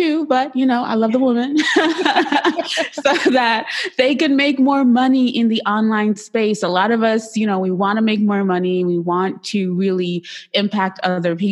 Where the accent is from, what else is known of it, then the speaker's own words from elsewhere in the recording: Trinidad & Tobago; I'm Trinidadian